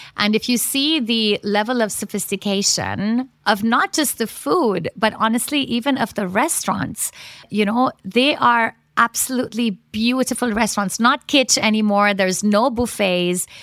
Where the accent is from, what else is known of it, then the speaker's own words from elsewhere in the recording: Mumbai, Maharashtra, India; moved away; also born or lived in London; Basically, I was born and raised in Bombay, which many people, of course, now know as Mumbai.